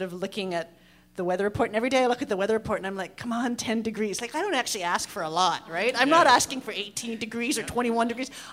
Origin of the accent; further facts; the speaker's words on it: Toronto, Ontario, Canada; moved away as an adult; also born or lived in Guelph; now in St. John's, Canada; I grew up in Toronto, and I grew up in Toronto exactly sort of through that time